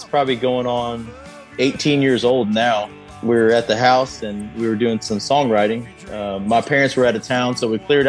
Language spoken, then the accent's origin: English; East Bernard, Texas, United States; I grew up in East Bernard, Texas. Pretty much lived here my whole life.